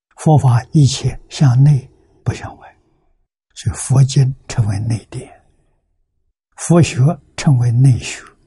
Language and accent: Chinese; China; 那我们中国跟他比呢